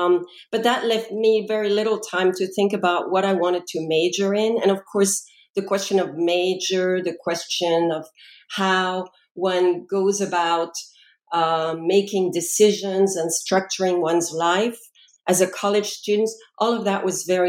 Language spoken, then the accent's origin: English; France; English is a second language; moved away as an adult; now in United States; I was born and raised in France, and upon graduating from high school, decided I wanted to spend a gap year in the U.S. to learn English properly. And so I made my way to North Carolina and spent a year there.